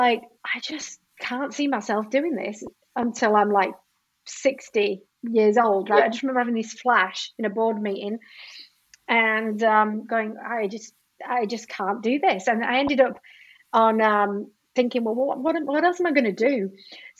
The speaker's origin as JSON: {"language": "English", "country": "United Kingdom", "also_born_or_lived": "Sydney, Australia", "moved": "as an adult", "said": "I am British"}